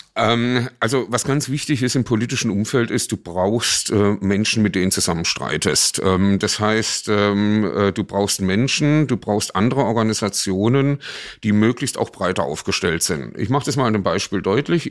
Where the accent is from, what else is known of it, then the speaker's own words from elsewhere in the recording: Baden-Baden, Baden-Württemberg, Germany; in meiner Heimatstadt Baden-Baden Stadtrat geworden